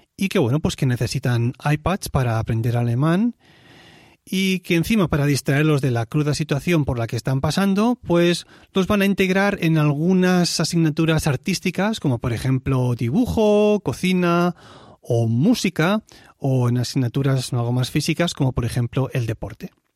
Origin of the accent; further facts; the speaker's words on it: Tarragona, Catalonia, Spain; moved away as an adult; now in Switzerland; Nací en Cataluña, donde estuve viviendo hasta los 27 años.